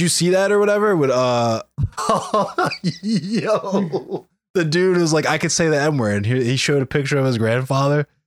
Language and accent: English; Baltimore, Maryland, United States; I'm from Baltimore.